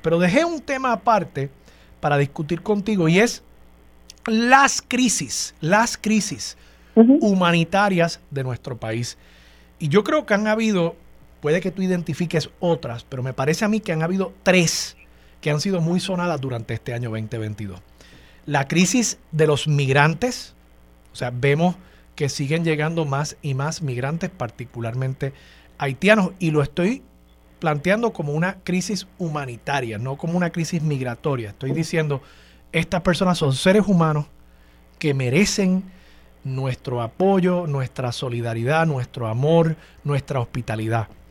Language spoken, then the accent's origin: Spanish; Puerto Rico; nosotros nacimos aquí en Puerto Rico